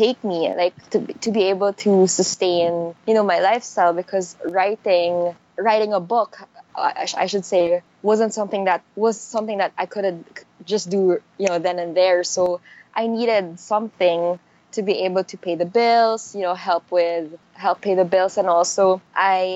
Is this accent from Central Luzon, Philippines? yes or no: no; Manila, Metro Manila, Philippines; I grew up in Manila